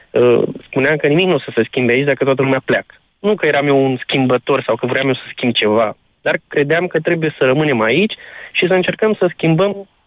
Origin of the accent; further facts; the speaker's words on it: Galați, Galați County, Romania; now in Tulcea, Romania; Nu, am plecat din Galați, m-am mutat la Tulcea